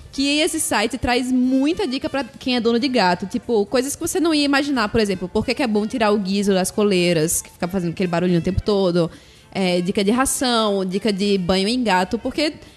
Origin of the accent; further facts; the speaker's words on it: Paraíba, Brazil; E somos aqui da Paraíba